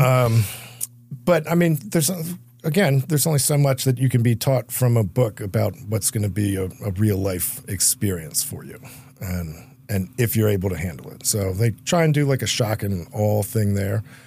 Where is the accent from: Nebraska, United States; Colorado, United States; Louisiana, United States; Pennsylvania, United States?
Pennsylvania, United States; Philadelphia